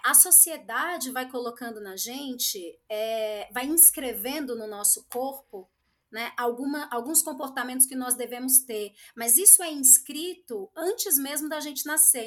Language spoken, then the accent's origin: Portuguese; Espírito Santo, Brazil; now in São Paulo, Brazil; sou capixaba